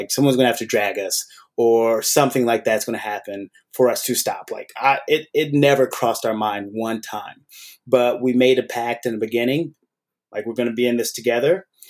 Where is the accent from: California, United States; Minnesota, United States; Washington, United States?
California, United States; Oakland; I grew up in the Oakland Bay Area area.